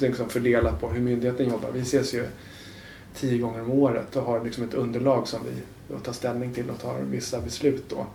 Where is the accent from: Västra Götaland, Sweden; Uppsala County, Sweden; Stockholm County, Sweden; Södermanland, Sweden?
Stockholm County, Sweden; Haninge; moved away as an adult; now in Årsta, Sweden; jag kommer från Haninge som är ja en ganska dyster förort.